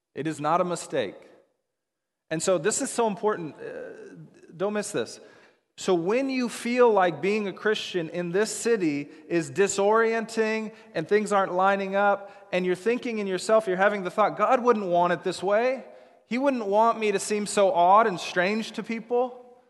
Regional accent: Seattle, Washington, United States; moved away as an adult; also born or lived in Dallas, Texas; When I grew up in the Seattle area, and after college, I decided, I chose to move to Dallas, Texas.

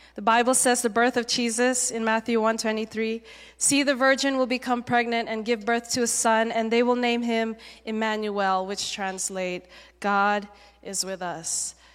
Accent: Malaysia; moved away as an adult; also born or lived in Singapore; now in United States; I was born in Singapore, um, but I grew up mainly in Malaysia

